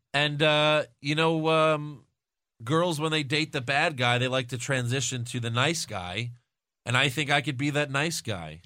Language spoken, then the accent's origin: English; New York, United States; I'm from New York